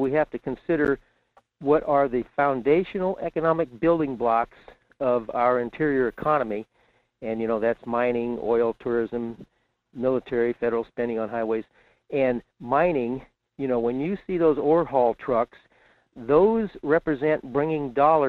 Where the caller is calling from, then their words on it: Fairbanks, Alaska, United States; in Fairbanks.